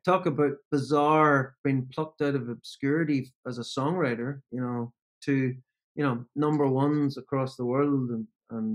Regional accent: Northern Ireland, United Kingdom; growing up in Northern Ireland, particularly when I grew up in Northern Ireland

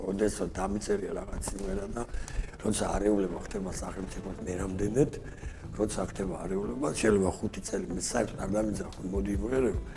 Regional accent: Kutaisi, Imereti, Georgia; მე გავიზარდე ქუთაისში ასეთი გარეუბანი არის ბუმატკისი დასახლება

